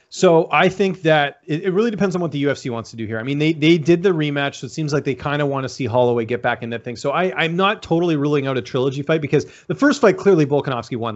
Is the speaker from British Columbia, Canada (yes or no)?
yes; Vancouver, British Columbia, Canada; also born or lived in Ottawa; growing up in Vancouver